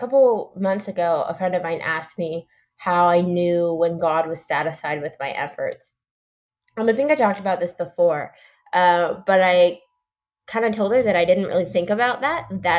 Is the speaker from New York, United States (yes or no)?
yes; New York, United States; And I think this is because I grew up in New York, and so there weren't that many baptisms.